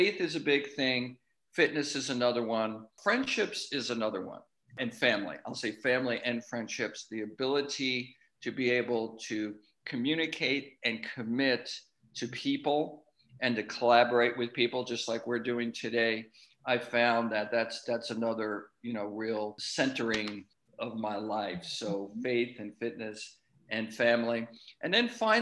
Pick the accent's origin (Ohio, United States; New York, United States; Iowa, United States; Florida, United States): New York, United States; Long Island; I grew up on Long Island